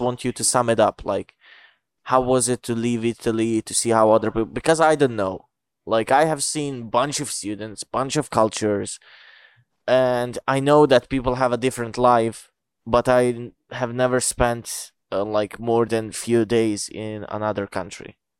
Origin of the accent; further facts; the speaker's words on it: Bosnia & Herzegovina; English is a second language; I'm from Bosnia.